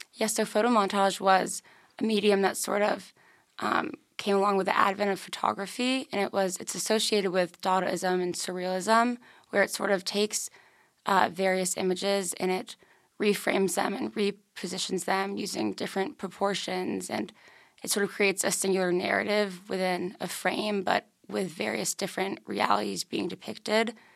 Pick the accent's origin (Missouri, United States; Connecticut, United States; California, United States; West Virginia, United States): Connecticut, United States; Darien; I'm from Darien, Connecticut